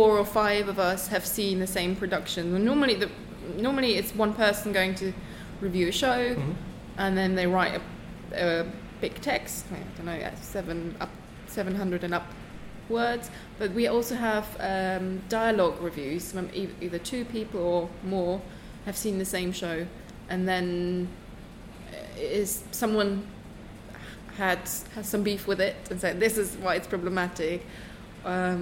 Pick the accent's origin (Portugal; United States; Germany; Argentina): Germany; eastern Germany; English is a second language; moved away as an adult; also born or lived in Düsseldorf, Germany; now in United Kingdom; I grew up in Eastern Germany originally